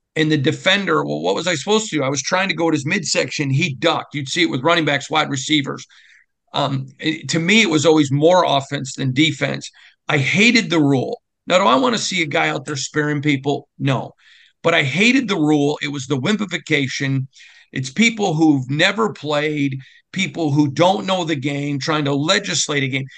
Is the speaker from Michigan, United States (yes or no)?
yes; Lansing, Michigan, United States; moved away; being from Michigan, growing up in Lansing